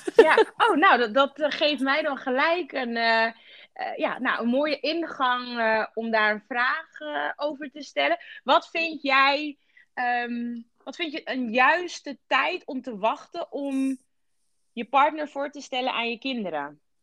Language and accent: Dutch; Rotterdam, South Holland, Netherlands